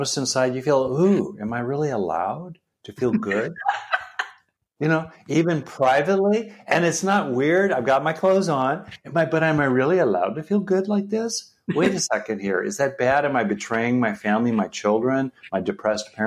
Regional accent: California, United States; I grew up in California.

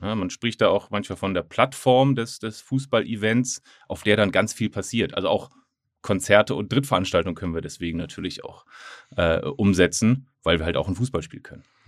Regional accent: Hamburg, Germany; ich bin Hamburger

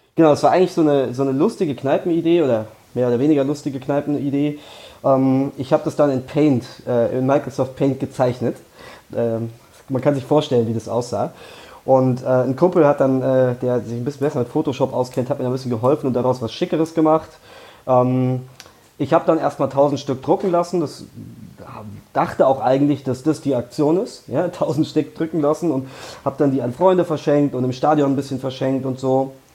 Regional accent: Frankfurt, Hesse, Germany; Ich bin in Frankfurt geboren, ich wohne inzwischen nicht mehr ganz in Frankfurt, aber, aber direkt vor den Toren Frankfurts

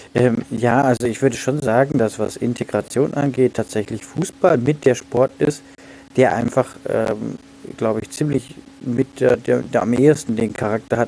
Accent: Kehl, Baden-Württemberg, Germany; in meiner Heimatstadt Kehl

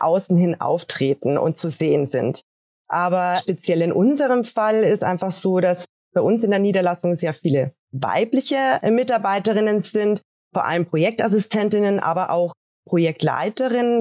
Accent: Regensburg, Bavaria, Germany; bei uns in Regensburg

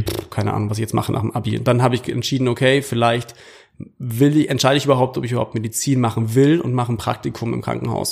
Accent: Munich, Bavaria, Germany; kommend aus München oder aus Bayern

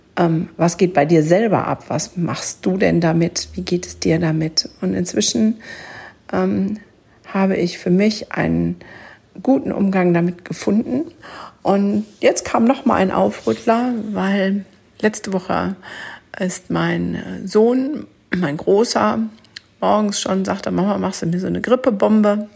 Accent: Germany; bei uns in Deutschland

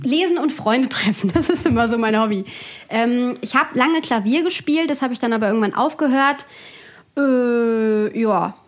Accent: Bergisches Land, near Cologne, North Rhine-Westphalia, Germany; moved away as an adult; now in Bavaria, Germany; ursprünglich aus NRW. Also aus, ich würde jetzt sagen, Köln, das stimmt nicht ganz. Es ist ein Ort, der ähm, neben Köln ist, also ein kleinerer Ort im Bergischen Land. Da bin ich aufgewachsen

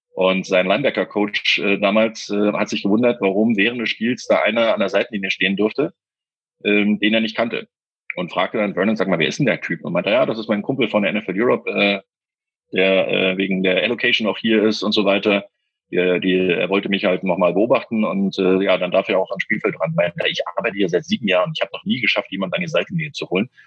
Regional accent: Berlin, Germany; bei uns in Berlin

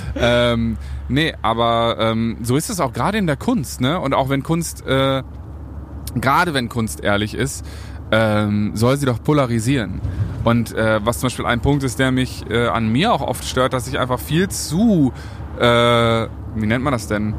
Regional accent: North Rhine-Westphalia, Germany; ich bin in Ostwestfalen groß geworden

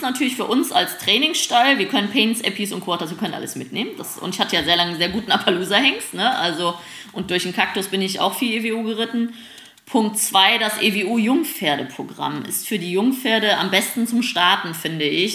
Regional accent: Germany; wir Deutschen

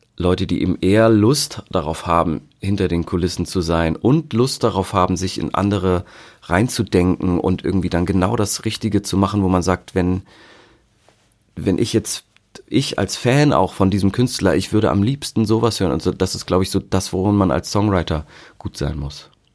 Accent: Hamburg, Germany; ich bin ja im, im Norden in Hamburg aufgewachsen

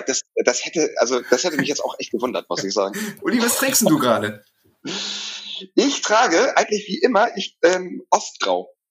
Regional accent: Bochum, North Rhine-Westphalia, Germany; und ich komme aus Bochum.

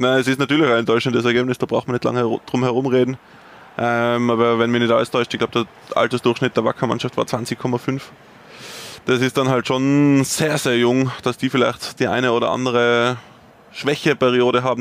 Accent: Tyrol, Austria; als Tiroler fühle ich mich

